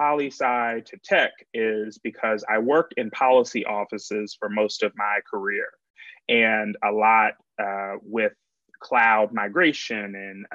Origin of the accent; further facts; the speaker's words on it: suburbs of Baltimore, Maryland, United States; moved away as an adult; now in Washington, D.C., United States; I'm from Maryland originally, suburbs of Baltimore, grew up there, family's still there